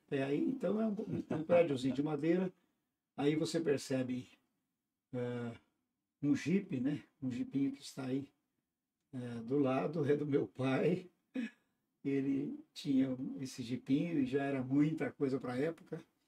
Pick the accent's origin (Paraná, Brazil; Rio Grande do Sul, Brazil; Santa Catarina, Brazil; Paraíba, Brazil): Paraná, Brazil; also born or lived in Tumiritinga, Minas Gerais (birthplace); eu sou de origem do estado do Paraná. Sou do Paraná. Então, claro, meus pais vieram de Minas quando estava iniciando o estado do Paraná, no noroeste do estado. E eu vim quase que nos panos, né? Vim bem novinho. novinho. E aí crescemos infância, adolescência